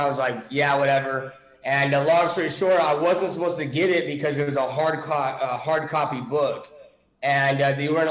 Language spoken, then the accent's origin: English; California, United States; moved away as an adult; also born or lived in Grand Forks, North Dakota / Minnesota / Dallas, Texas; I moved to California, I'd say when I was 6 or 7 years old. My mom ended up marrying somebody that was in the military. And then I ended up going to from elementary school all the way to high school out there in California.